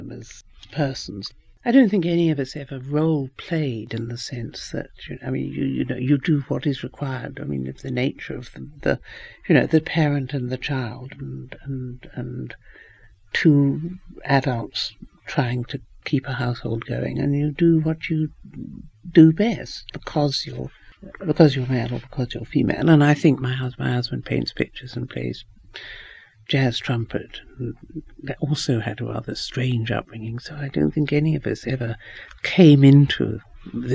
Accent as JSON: {"language": "English", "country": "New Zealand", "tie": "born or raised there", "also_born_or_lived": "England", "moved": "yes", "said": "I grew up in New Zealand because my mother married my father when she was very young. My father was an English doctor. We went out to New Zealand"}